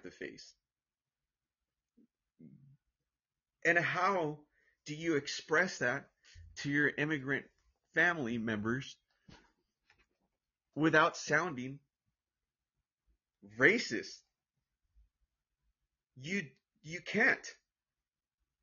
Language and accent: English; Orange, California, United States; I'm from United States of America. I'm from Orange, California